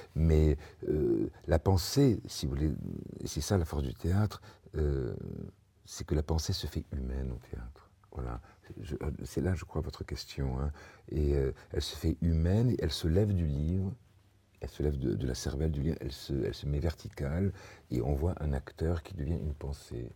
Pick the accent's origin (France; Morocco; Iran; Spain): Spain; je suis espagnol